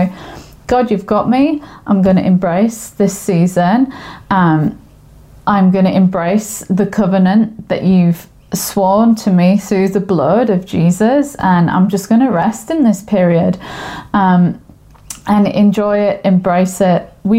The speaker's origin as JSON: {"language": "English", "region": "England", "country": "United Kingdom", "moved": "yes", "lives_now": "Australia", "said": "I am from England. I sound funny because I'm now living in Australia and the language and accents have mixed together. So this is a blurb of English goodness for you."}